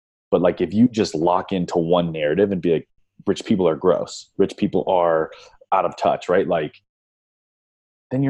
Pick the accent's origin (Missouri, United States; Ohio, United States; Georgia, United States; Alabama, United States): Ohio, United States; Northeast; growing up in Northeast Ohio, very like blue collar-y